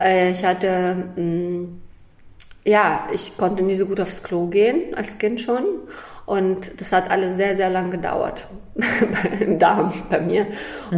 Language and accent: German; Kazakhstan; moved away; Also ich komme ja aus Kasachstan. Ich bin in Kasachstan geboren.